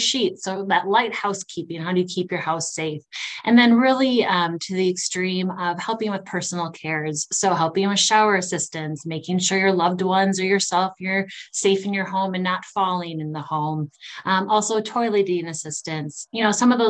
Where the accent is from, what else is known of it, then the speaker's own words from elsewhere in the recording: Prescott, Wisconsin, United States; moved away as an adult; also born or lived in St. Cloud, Minnesota; now in Arden Hills, United States; I'm from Western Wisconsin, a little town called Prescott, Wisconsin. Grew up with my parents.